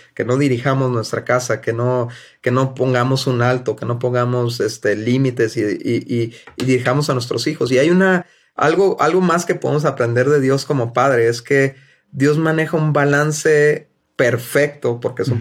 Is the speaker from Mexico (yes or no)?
yes; Mexico; somos mexicanos